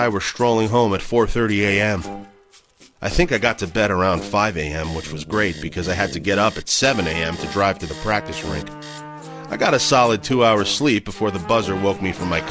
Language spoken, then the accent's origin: English; Dryden, Ontario, Canada; We grew up in Dryden, a small mill town in northwestern Ontario, 400 kilometers east of Winnipeg